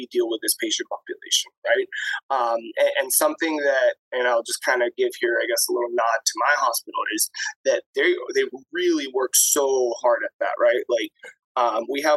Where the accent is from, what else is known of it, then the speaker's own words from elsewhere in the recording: Florida, United States; moved away as an adult; now in New York, United States; I'm from Florida too. I've been in Florida a long time.